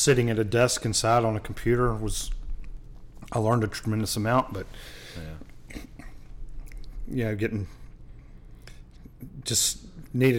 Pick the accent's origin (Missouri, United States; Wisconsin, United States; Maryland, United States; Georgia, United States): Georgia, United States; Augusta; moved away as an adult; also born or lived in Aiken, South Carolina / Greenville, South Carolina; now in Cobbtown, United States; I had a job back in Augusta, which is my hometown